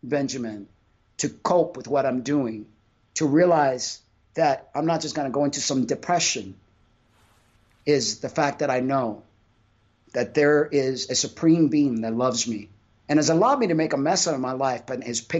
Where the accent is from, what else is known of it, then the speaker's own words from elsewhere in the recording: Cuba; I'm Cuban. I was born in Cuba